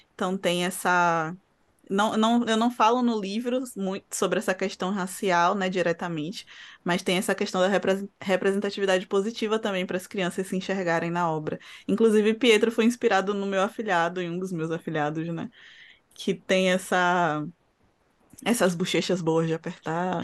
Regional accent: Salvador, Bahia, Brazil; Eu sou soteropolitana, professora

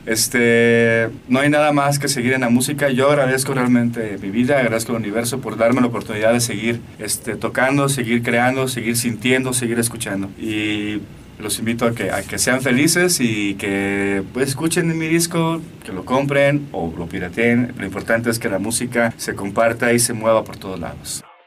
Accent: Aguascalientes, Mexico; Yo soy de Aguascalientes

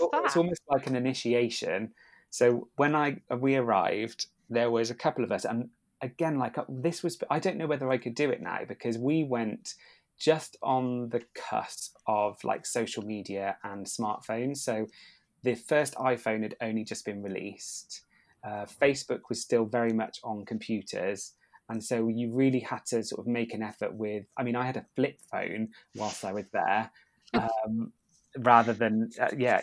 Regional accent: United Kingdom; we are British

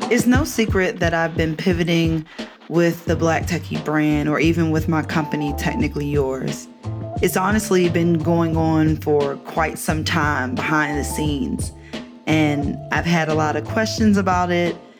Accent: Baltimore, Maryland, United States; moved away; visit my family in Baltimore, my hometown

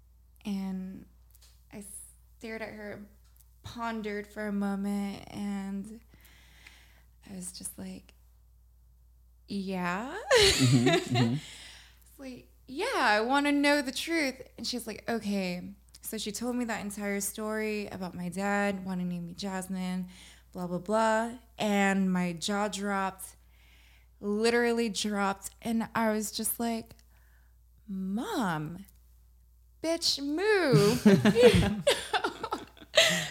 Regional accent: Los Angeles, California, United States; also born or lived in Monterey Park; I grew up in Los Angeles.

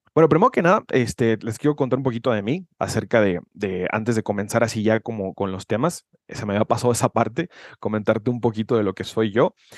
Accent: Guadalajara, Jalisco, Mexico; soy de Guadalajara, Jalisco, México

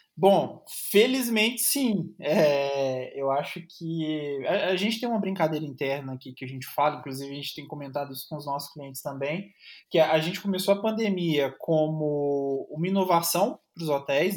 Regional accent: Minas Gerais, Brazil; eu ser mineiro

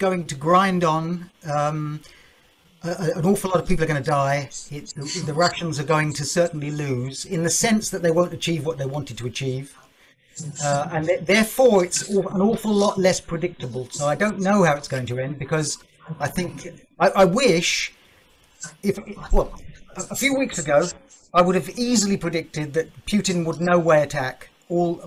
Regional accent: United Kingdom; as a Brit

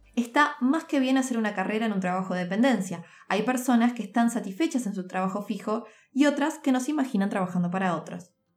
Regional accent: Montevideo, Uruguay; also born or lived in Turin, Italy; nací en Montevideo, Uruguay

